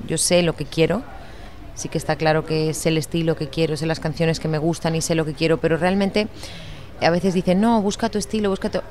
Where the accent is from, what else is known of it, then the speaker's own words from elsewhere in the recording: Lleida, Catalonia, Spain; also born or lived in Miami; yo nací en Lleida